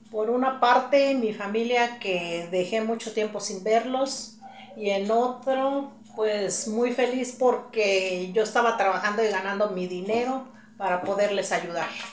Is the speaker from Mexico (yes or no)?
yes; Mexquitic de Carmona, San Luis Potosí, Mexico; now in San Luis Potosí, Mexico; De Mezquitic de Carmona